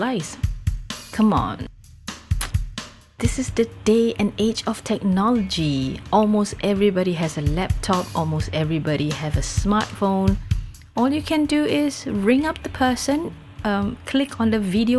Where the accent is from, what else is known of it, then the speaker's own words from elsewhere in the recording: Singapore; As a Singaporean